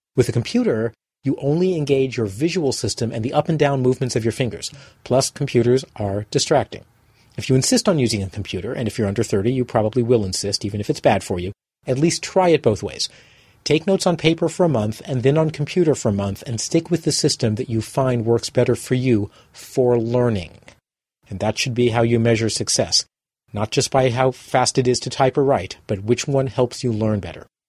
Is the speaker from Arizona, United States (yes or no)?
no; Boston, Massachusetts, United States; my hometown of Boston